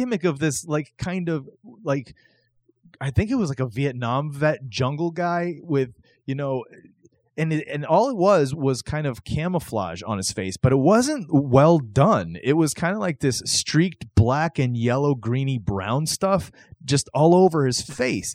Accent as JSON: {"language": "English", "region": "the South", "country": "United States", "tie": "born or raised there", "said": "I grew up watching wrestling in the South"}